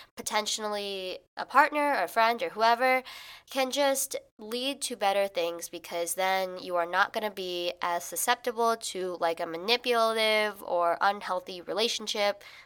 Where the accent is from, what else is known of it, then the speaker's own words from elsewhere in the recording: Illinois, United States; moved away as an adult; now in New York, United States; I am from Illinois